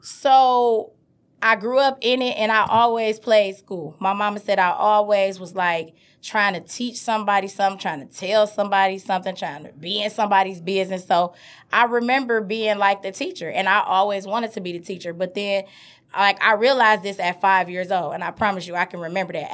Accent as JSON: {"language": "English", "town": "Detroit", "region": "Michigan", "country": "United States", "tie": "born or raised there", "said": "I grew up on the east side of Detroit, Seven Mile and Miles, Seven Mile and Van Dyke"}